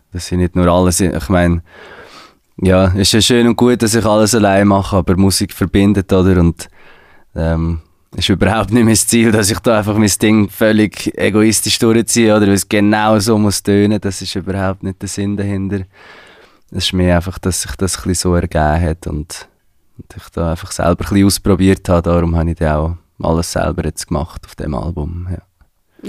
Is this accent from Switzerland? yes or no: yes; Switzerland; ich bin in der Schweiz geboren